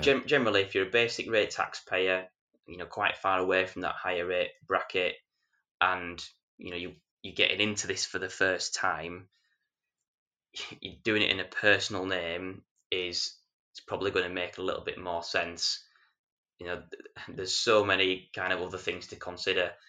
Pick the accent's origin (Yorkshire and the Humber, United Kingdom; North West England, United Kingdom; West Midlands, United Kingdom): Yorkshire and the Humber, United Kingdom; I'm a Yorkshireman